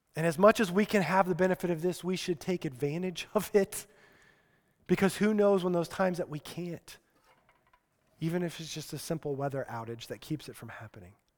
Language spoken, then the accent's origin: English; Colorado, United States; grew up in Colorado